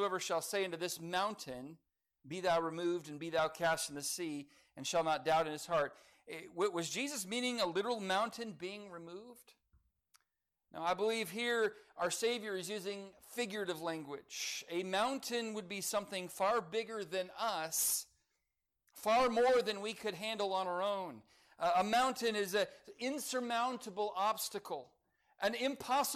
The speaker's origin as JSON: {"language": "English", "town": "Lancaster", "region": "California", "country": "United States", "tie": "born or raised there", "moved": "yes", "lives_now": "Oklahoma, United States", "said": "I grew up in Lancaster, California, in the Antelope Valley."}